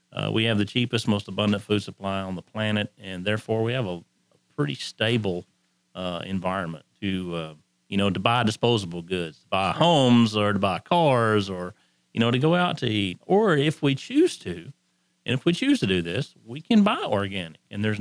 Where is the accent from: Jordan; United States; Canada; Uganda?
United States; Cisco, Texas; I grew up in Cisco, home of the Big Dam Lobos